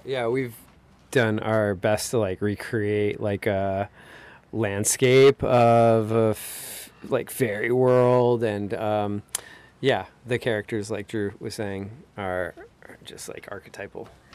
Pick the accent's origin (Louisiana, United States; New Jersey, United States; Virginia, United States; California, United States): California, United States; Los Angeles County; moved away; originally I'm from, uh, Los Angeles County in suburbs there